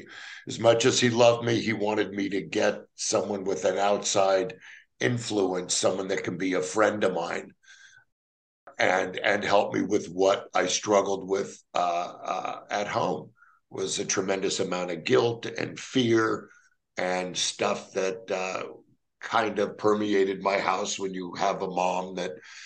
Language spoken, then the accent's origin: English; Los Angeles, California, United States; born or raised there